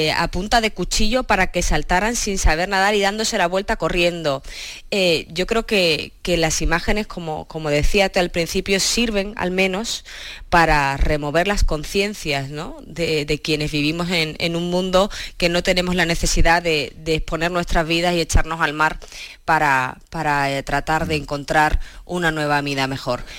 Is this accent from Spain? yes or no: yes; Cádiz, Andalusia, Spain; now in Madrid, Spain; siendo gaditana